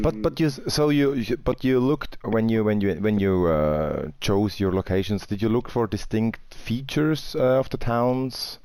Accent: Winterthur, Zurich, Switzerland; So I'm coming from Winterthur, that's like north of Zurich.

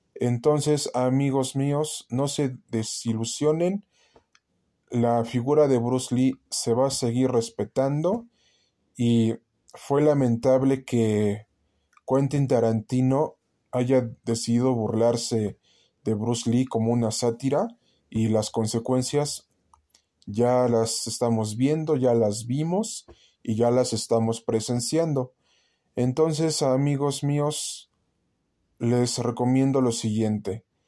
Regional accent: Mexico; nosotros como mexicanos

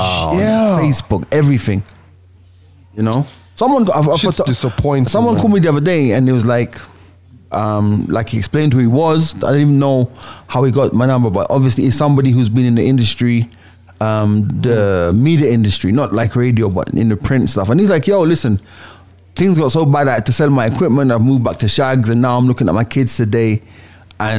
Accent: Jamaica; I enjoy being Jamaican

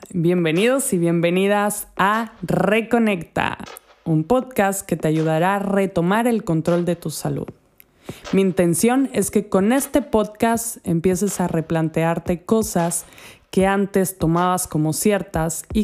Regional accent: Andalusia, Spain; accent: Andalusian; he vivido en diferentes países y esto hace que mi acento como es ya no es de una española simple, una andaluza para ser más concretamente

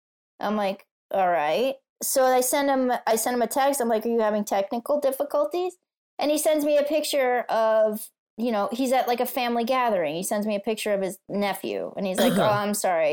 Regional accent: East Coast, United States; now in Los Angeles, United States; I grew up in the East Coast

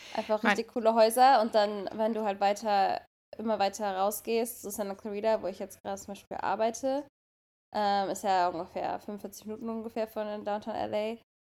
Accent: Germany; now in California, United States; wir kommen aus Deutschland

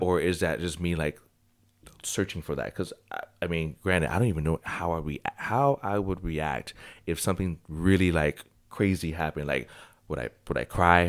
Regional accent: United States; I love being American

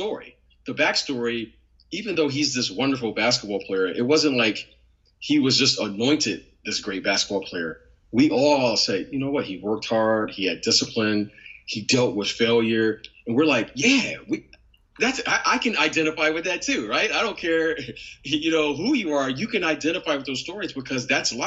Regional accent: Detroit, Michigan, United States; I'm from Detroit, right? I'm from Detroit, Michigan

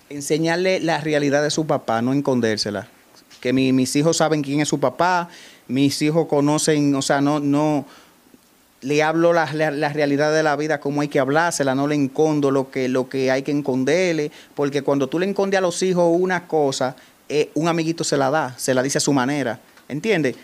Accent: Salcedo, Hermanas Mirabal, Dominican Republic; estoy tan comprometido con mi pueblo y con lo que yo hago aquí

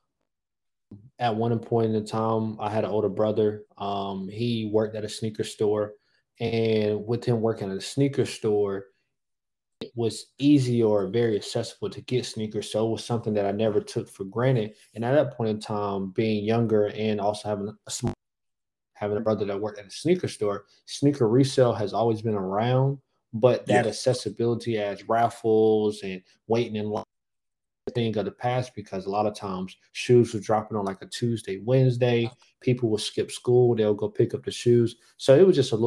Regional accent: Raleigh, North Carolina, United States; I am originally from Raleigh, North Carolina, the capital city, born and raised

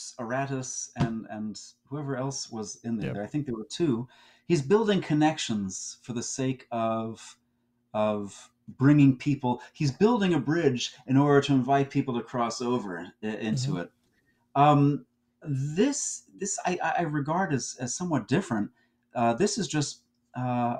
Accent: New Jersey, United States; I'm from New Jersey

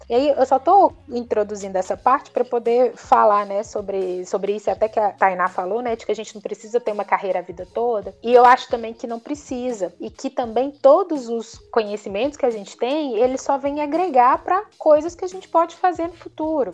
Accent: Belo Horizonte, Minas Gerais, Brazil; moved away; Belo Horizonte, que é até minha cidade natal

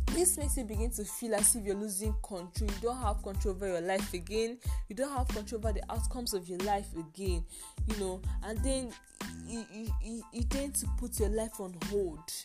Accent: Nigeria; I finished school here in my home country in Nigeria

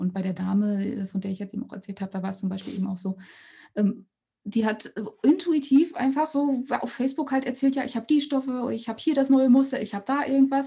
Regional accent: East Germany, Germany; ich bin in Ostdeutschland geboren oder in der D D R geboren und dann in Ostdeutschland aufgewachsen

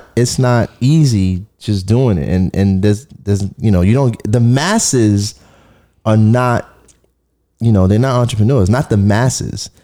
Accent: New York City, New York, United States; I'm a kid from Flatbush. I, I was sharing a, a two bedroom with my sister.

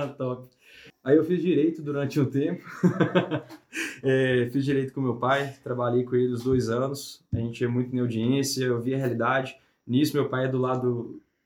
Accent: Ponte Nova, Minas Gerais, Brazil; also born or lived in Belo Horizonte / Viçosa; eu sou de Ponte Nova, aqui uhum. do lado. Nasci, cresci lá

